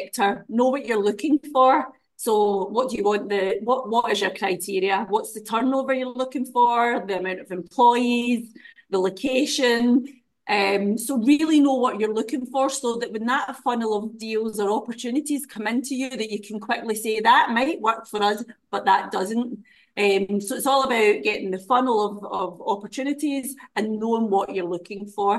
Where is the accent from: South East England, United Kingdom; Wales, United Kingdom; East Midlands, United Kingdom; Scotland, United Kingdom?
Scotland, United Kingdom; Glasgow; moved away as an adult; also born or lived in Dundee, Scotland; now in Dubai, United Arab Emirates; I was born in Glasgow, but I lived in Dundee with my husband